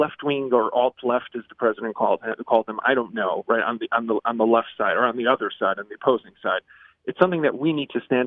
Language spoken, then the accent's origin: English; Chicago, Illinois, United States; now in Israel; I grew up in Chicago before moving to Israel 24 years ago.